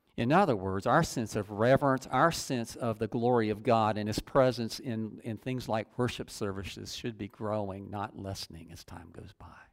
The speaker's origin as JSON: {"language": "English", "country": "United States", "also_born_or_lived": "Dunnellon, Florida"}